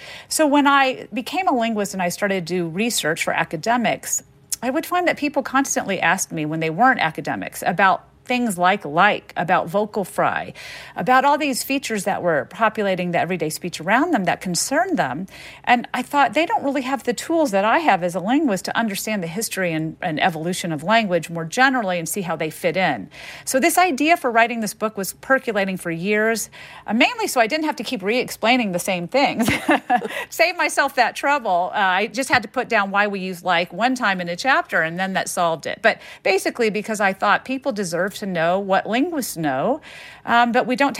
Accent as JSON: {"language": "English", "region": "the South", "country": "United States", "tie": "born or raised there", "said": "And so growing up in the South with French-speaking parents, I noticed how people responded to them because of the way they talk."}